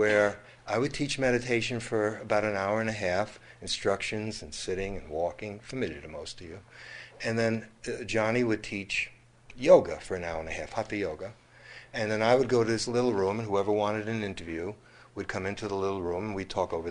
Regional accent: United States; growing up in America

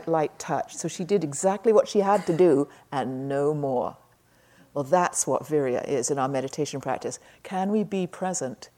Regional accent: England, United Kingdom; moved away; When I was growing up in England in the 50s

